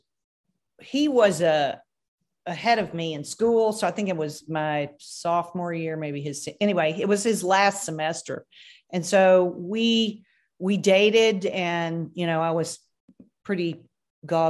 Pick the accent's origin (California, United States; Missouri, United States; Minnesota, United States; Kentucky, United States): Kentucky, United States; now in Texas, United States; I'm from Kentucky